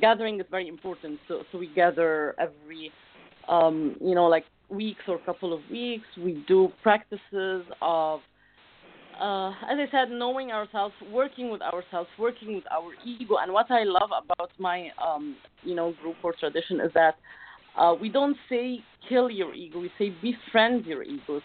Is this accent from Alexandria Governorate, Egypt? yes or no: yes; Alexandria, Alexandria Governorate, Egypt; I come from Alexandria, Egypt, which is like a, a little city on the beach